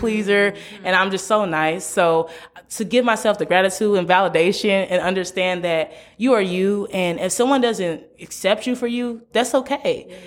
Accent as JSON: {"language": "English", "town": "St. Louis", "region": "Missouri", "country": "United States", "tie": "born or raised there", "moved": "as an adult", "lives_now": "Memphis, United States", "said": "I'm from Saint Louis, born and raised, but I came to Memphis, Tennessee"}